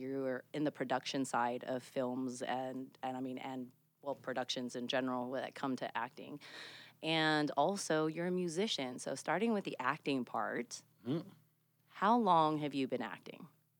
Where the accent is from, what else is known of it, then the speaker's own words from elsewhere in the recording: Samoa; growing up in Samoa on this small island with only two channels on TV.